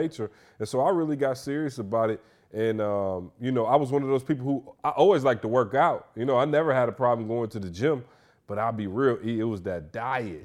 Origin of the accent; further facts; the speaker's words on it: Michigan, United States; now in Atlanta, United States; I'm from Michigan